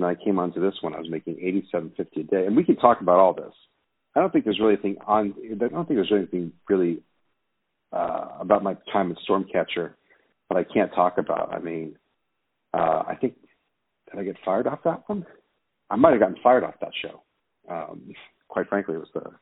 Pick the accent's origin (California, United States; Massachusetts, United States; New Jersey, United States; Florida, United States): California, United States; Santa Monica; I grew up in the Los Angeles area. In fact, I grew up in the Santa Monica, Malibu area for the most part. I went to Santa Monica High School.